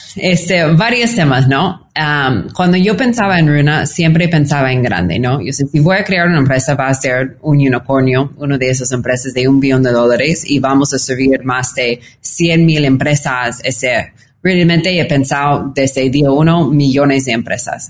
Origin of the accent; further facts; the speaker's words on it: California, United States; Spanish is a second language; moved away as an adult; also born or lived in New York / Lima, Peru; now in Mexico City, Mexico; soy, californiana de todo el corazón